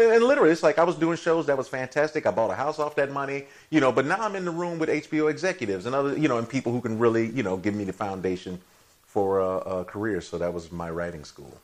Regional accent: Chicago, Illinois, United States; I'm from Chicago as well.

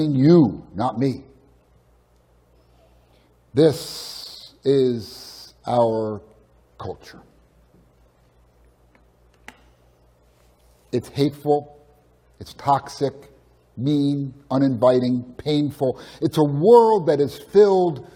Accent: Edison, New Jersey, United States; moved away; I grew up in Edison, which isn't too far away

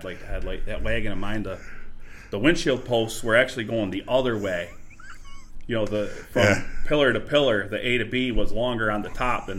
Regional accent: Chemung, New York, United States; born or raised there

